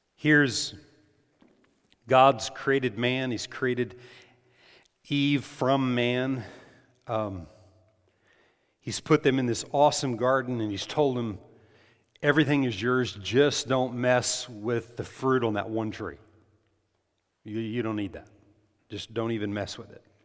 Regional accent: New Mexico, United States; I grew up in New Mexico

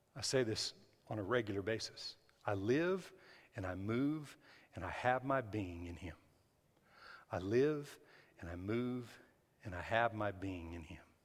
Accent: New Mexico, United States; I was raised in New Mexico.

